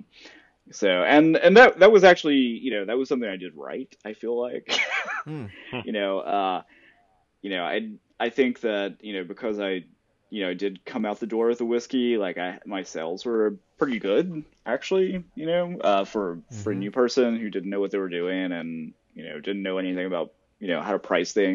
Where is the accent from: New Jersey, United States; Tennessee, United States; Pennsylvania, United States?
Tennessee, United States; I'm from Tennessee